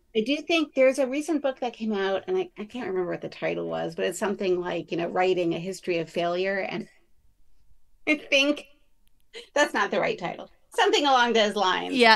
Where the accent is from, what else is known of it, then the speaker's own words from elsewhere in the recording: New York City, New York, United States; we grew up in New York City